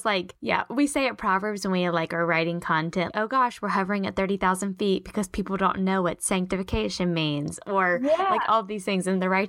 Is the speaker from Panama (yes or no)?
no; Charlotte, North Carolina, United States; well, I'm from Charlotte and I'm married to Daniel and I went to this college and these are my friends.